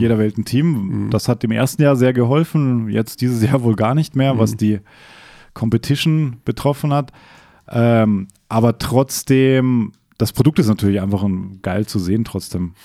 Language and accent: German; Bregenz, Vorarlberg, Austria; in meiner Heimat